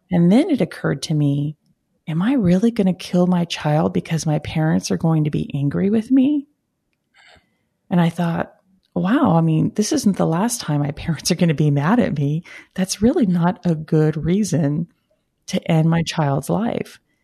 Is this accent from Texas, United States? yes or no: yes; Brownsville, Texas, United States; I'm originally from Brownsville, Texas, uh, the southern tip of Texas